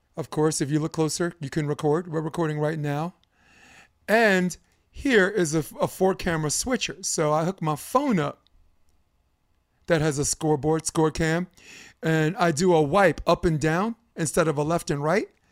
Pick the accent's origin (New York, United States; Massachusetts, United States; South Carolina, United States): New York, United States; as a New Yorker